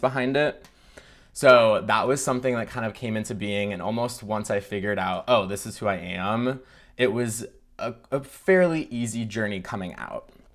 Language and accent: English; Michigan, United States; I grew up in Michigan in a, like, rural town.